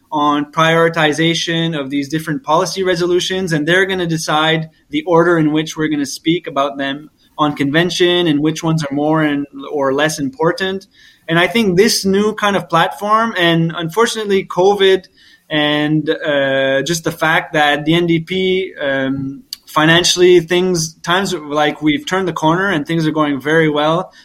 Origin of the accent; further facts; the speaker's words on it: Moncton, New Brunswick, Canada; Moncton, New Brunswick, to say my hometown